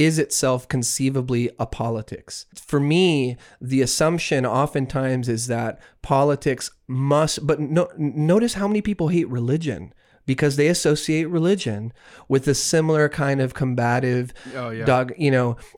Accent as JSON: {"language": "English", "region": "Texas", "country": "United States", "moved": "yes", "lives_now": "Canada", "said": "as someone who lives in Canada, it crushes me. Because I'm from Texas"}